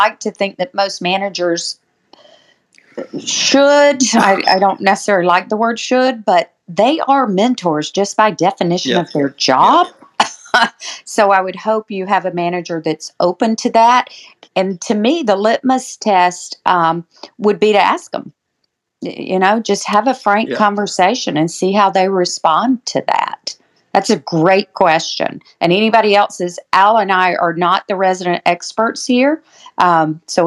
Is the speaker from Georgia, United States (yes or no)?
yes; Georgia, United States; I am from Georgia